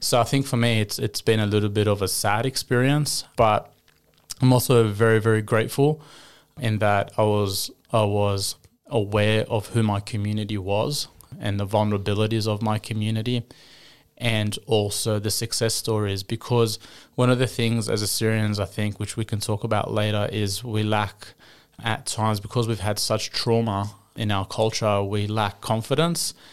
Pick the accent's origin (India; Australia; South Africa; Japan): Australia; Sydney, New South Wales; also born or lived in Kuwait; I've grown up in Sydney, Australia, predominantly the western suburbs of Sydney